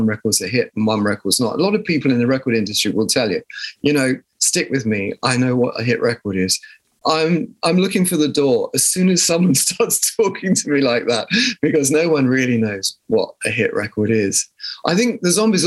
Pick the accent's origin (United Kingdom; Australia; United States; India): United Kingdom; South of England; accent: posh; we came from the South